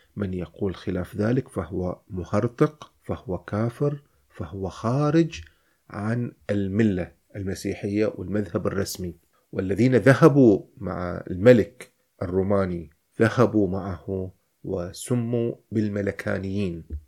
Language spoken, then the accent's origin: Arabic; Al Dair, Muharraq Governorate, Bahrain; نحن مسيحيون نحن لدينا في قريتنا مسجدا اسمه الراهب